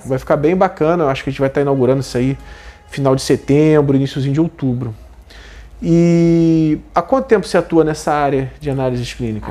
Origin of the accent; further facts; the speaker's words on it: Brazil; como brasileiro